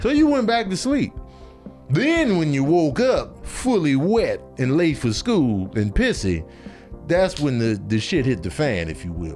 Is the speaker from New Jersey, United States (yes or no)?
no; Chicago, Illinois, United States; also born or lived in Grand Rapids, Michigan; I was born in Grand Rapids, and then we immediately went back to Chicago